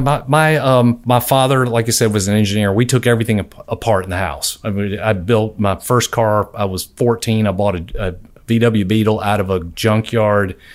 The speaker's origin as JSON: {"language": "English", "town": "Albany", "region": "Georgia", "country": "United States", "said": "I'm from Albany, Georgia."}